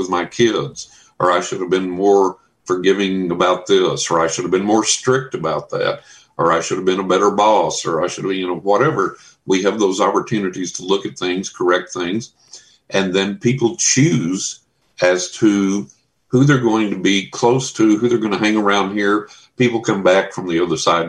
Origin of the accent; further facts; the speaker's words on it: Texas, United States; growing up in Texas